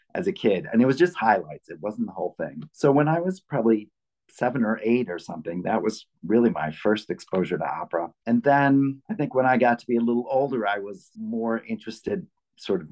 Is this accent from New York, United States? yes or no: no; Chicago, Illinois, United States; also born or lived in Ann Arbor, Michigan; I was born in Michigan, actually, in Ann Arbor. But I grew up in Chicago